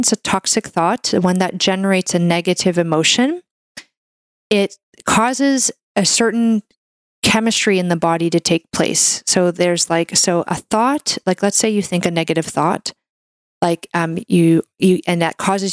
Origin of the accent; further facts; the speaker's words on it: Canada; I'm a Canadian medical doctor